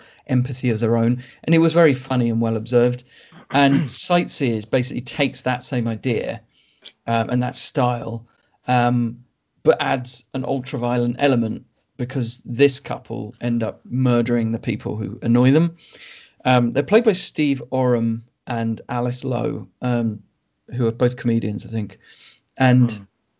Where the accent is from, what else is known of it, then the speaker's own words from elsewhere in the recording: United Kingdom; as a British person